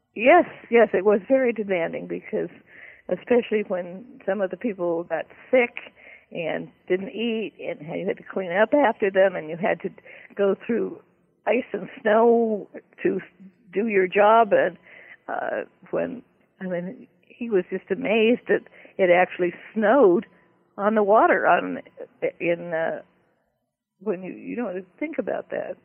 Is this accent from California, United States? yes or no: yes; Berkeley, California, United States; I belonged to the Young Authors Club at the Berkeley Daily Gazette, where I was growing up in California